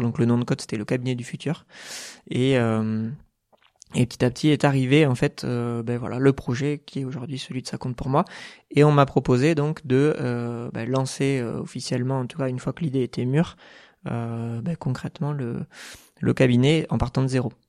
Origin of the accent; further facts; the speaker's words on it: Bergerac, Nouvelle-Aquitaine, France; moved away as an adult; also born or lived in Bordeaux; now in Toulouse, France; je suis né en Dordogne, donc à Bergerac, jusqu'à jusqu'au bac, jusqu'à 18 ans